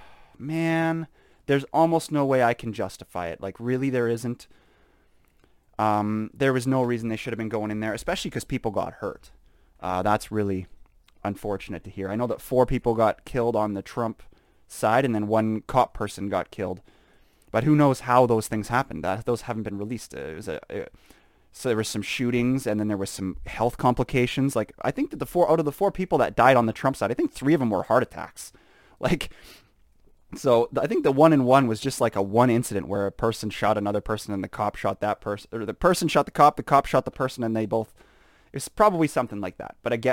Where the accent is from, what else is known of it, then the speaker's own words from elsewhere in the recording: Canada; we're proud to be Canadian. I think that Saskatchewan is the best province in Canada.